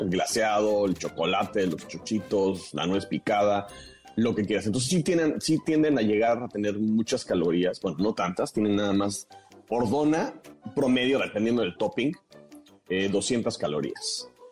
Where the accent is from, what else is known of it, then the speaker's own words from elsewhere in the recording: Mexico; en México adoptamos el término dona